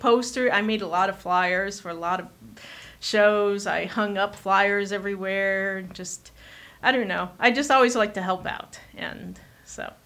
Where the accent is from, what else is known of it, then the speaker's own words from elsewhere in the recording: Chicago, Illinois, United States; also born or lived in Du Quoin, Illinois / Carbondale, Illinois; now in Austin, United States; I was born in Chicago and lived there until I was thirteen.